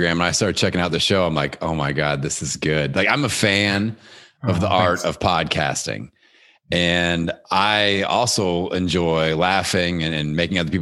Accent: Indiana, United States; my hometown here in Indiana

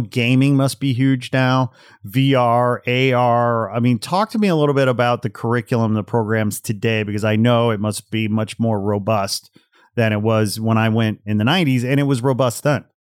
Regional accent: Portage, Indiana, United States; moved away; also born or lived in Gary, Indiana; I grew up in Portage, Indiana. So I was born in Gary

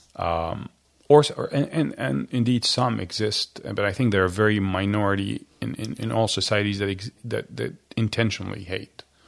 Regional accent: Cairo, Cairo Governorate, Egypt; now in United States; I was born raised Christian in Egypt

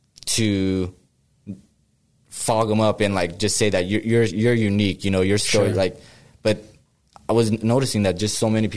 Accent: Riverside, California, United States; moved away as an adult; now in Sacramento, United States; I'm from, you know, Riverside. I'm from Southern California. I basically grew up around all the, you know, the Southern Hispanic kind of culture

